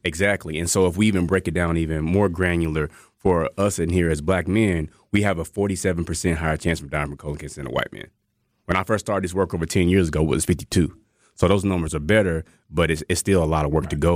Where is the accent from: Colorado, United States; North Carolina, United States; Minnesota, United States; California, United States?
North Carolina, United States; rural; moved away as an adult; also born or lived in Georgia / Texas; now in Wisconsin, United States; I'm originally from North Carolina, rural North Carolina, like chicken houses